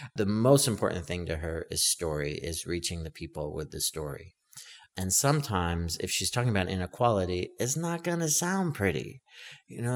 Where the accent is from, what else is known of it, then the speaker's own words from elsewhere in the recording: Stockton, California, United States; a little kid growing up in Stockton, California